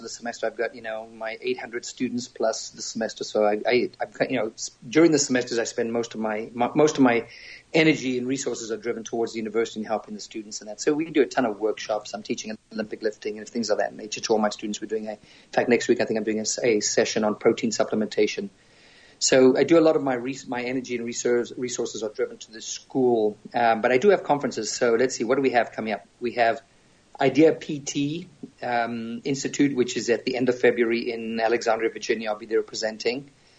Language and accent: English; Zambia; accent: a little English, a little South African; moved away; also born or lived in South Africa; So born and raised in Zambia in Africa, probably a nation that most people don't know where it is.